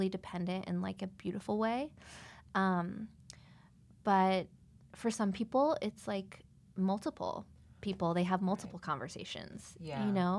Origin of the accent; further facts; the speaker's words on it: Spring, Texas, United States; now in California, United States; I'm from Spring, Texas